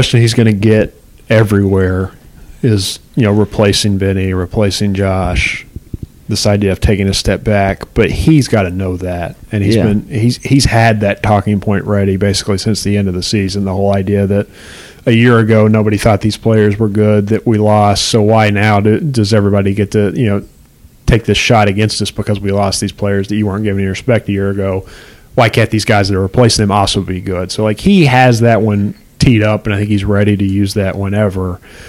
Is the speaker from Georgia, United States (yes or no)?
no; Paintsville, Kentucky, United States; even though we're both from Paintsville, basically.